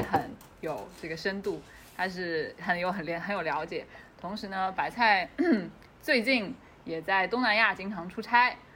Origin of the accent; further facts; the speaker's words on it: China; 我说，哦，中国来的